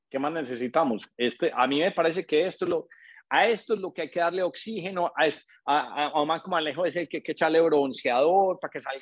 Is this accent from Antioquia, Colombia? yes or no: yes; Paisa, Antioquia, Colombia; moved away; also born or lived in Bogotá; para nosotros que somos paisas todos, yo soy un paisa medio arrolado, digo yo, porque yo viví 18 años